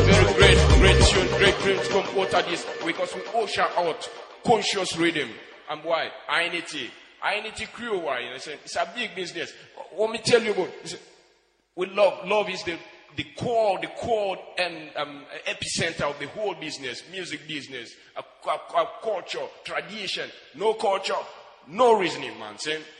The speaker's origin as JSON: {"language": "English", "country": "Nigeria", "said": "from Nigeria."}